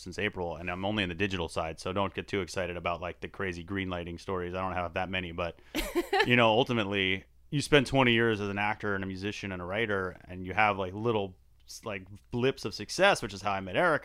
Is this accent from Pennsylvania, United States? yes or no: no; Tucson, Arizona, United States; now in Los Angeles, United States; I'm from Tucson, Arizona